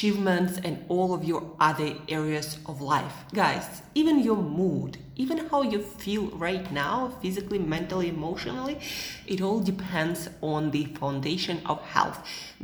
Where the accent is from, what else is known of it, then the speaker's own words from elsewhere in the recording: Siberia, Russia; moved away as an adult; also born or lived in United States / Southeast Asia; now in Switzerland; I'm from Siberia